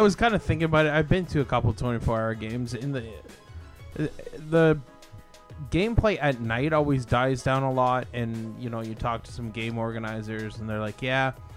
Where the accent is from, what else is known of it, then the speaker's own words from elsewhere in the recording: Canada; I come from Canada.